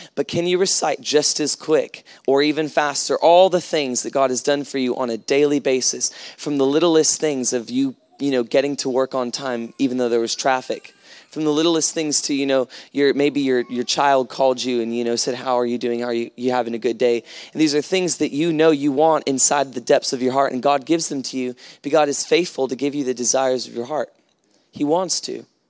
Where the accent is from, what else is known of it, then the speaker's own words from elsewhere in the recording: United States; moved away; I come from America